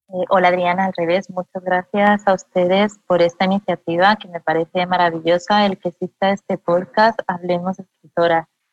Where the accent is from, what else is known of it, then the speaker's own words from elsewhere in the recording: Madrid, Community of Madrid, Spain; moved away as an adult; now in El Salvador; yo soy española, yo soy de Madrid. Llegué ah, a El Salvador en 2010